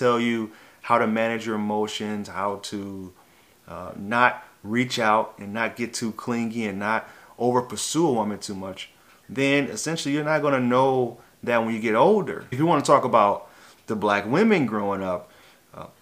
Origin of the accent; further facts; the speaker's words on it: St. Louis, Missouri, United States; I grew up in St. Louis, Missouri